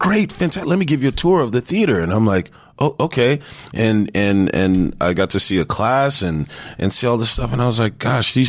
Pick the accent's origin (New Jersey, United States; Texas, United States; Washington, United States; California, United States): Texas, United States; San Antonio; also born or lived in Houston, Texas; I grew up in San Antonio, Texas. I was born in Houston.